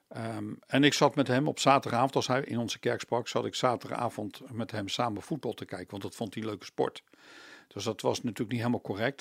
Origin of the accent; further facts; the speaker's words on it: The Hague, South Holland, Netherlands; En ben heel snel verhuisd naar Loosduinen. Dus ik zeg altijd, ik ben een peenbuiker